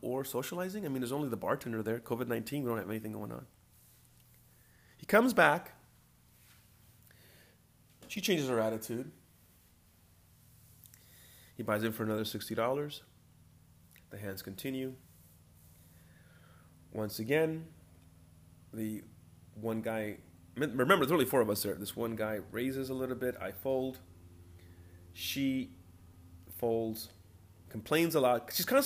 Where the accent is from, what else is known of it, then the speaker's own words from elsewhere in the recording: California, United States; I was born in California